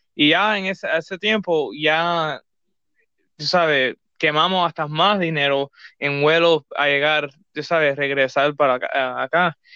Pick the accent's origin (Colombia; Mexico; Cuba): Cuba; somos cubanos